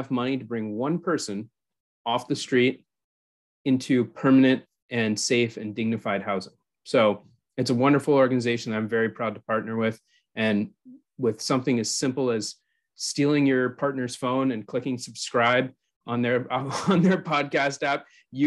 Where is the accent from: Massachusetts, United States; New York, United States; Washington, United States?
Massachusetts, United States; Hanover; my hometown in Hanover